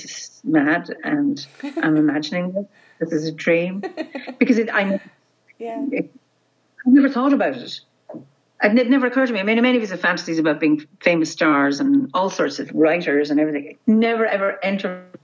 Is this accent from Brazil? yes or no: no; Ireland; I'm Irish